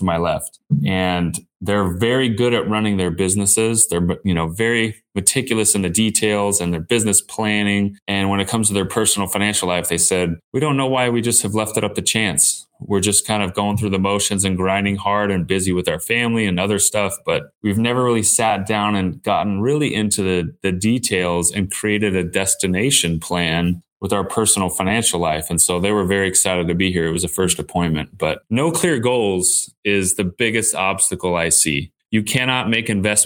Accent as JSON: {"language": "English", "region": "Southern California", "country": "United States", "tie": "born or raised there", "said": "So I grew up here in Southern California"}